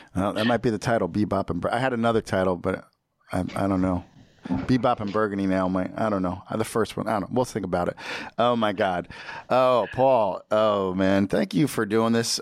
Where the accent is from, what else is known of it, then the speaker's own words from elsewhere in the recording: United States; I'm American